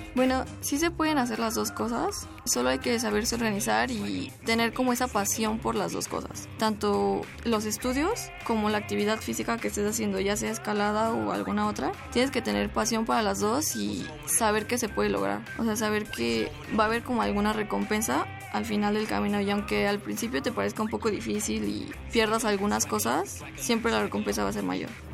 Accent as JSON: {"language": "Spanish", "region": "Mexico City", "country": "Mexico", "tie": "born or raised there", "said": "yo nací en la Ciudad de México el 5 de octubre de 1996"}